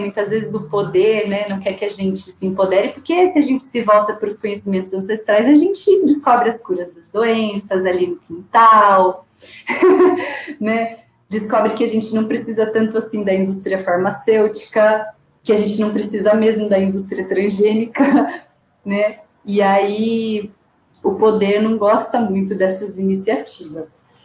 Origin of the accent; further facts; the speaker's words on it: Sorocaba, São Paulo, Brazil; eu sou brasileira, eu nasci em Sorocaba